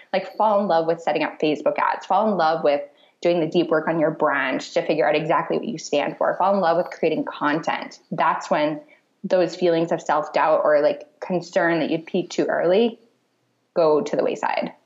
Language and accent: English; Michigan, United States; moved away as an adult; also born or lived in Clarksville, Tennessee / Hawaii; now in Naples, Italy; I grew up in Michigan